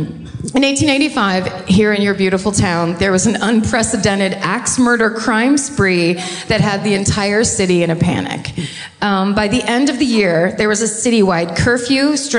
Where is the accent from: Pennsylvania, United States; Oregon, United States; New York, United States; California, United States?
California, United States; I'm from California.